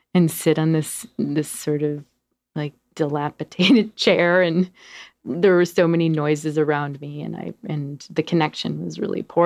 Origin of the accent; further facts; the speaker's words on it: Denver, Colorado, United States; also born or lived in New York; now in Portland, United States; I was born in Denver, Colorado